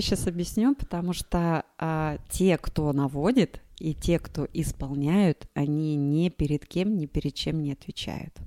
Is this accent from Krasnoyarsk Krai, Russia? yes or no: yes; Krasnoyarsk, Krasnoyarsk Krai, Russia; moved away as an adult; now in Moscow, Russia; я сама из Красноярска